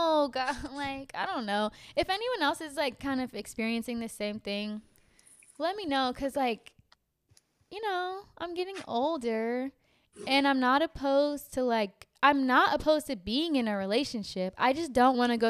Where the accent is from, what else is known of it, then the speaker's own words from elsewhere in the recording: California, United States; also born or lived in Los Angeles; I'm from California